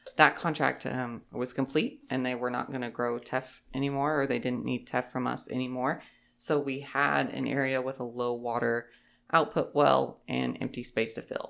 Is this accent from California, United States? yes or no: no; Holton, Kansas, United States; I am originally from Holton, Kansas. That's where I grew up.